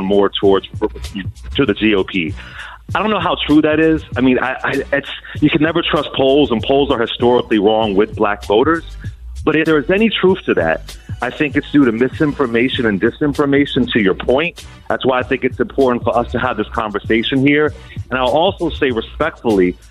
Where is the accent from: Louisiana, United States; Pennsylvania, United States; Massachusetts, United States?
Pennsylvania, United States; Philadelphia; I'm from West Philly.